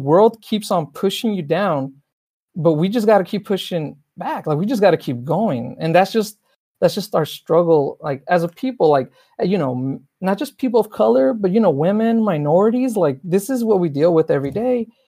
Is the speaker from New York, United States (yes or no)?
no; Los Angeles, California, United States; also born or lived in Mexico; I'm from South Los Angeles. So the world I grew up in is predominantly African-American.